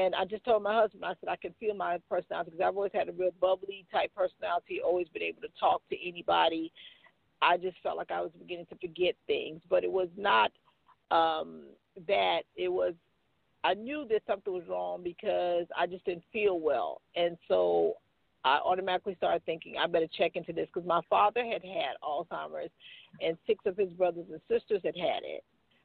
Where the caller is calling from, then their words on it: Macon, Georgia, United States; I'm calling you from Macon, Georgia.